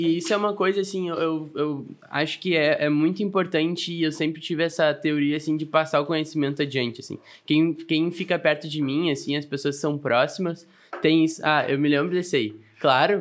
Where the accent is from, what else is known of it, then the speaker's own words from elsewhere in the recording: Arroio dos Ratos, Rio Grande do Sul, Brazil; also born or lived in Porto Alegre; Nasci em Porto Alegre e a minha família é de Arroio dos Ratos.